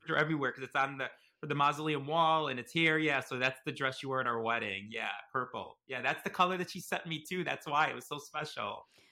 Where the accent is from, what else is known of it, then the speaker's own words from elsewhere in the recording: Chicago, Illinois, United States; I was born and raised in Chicago, Illinois, but my parents are from Italy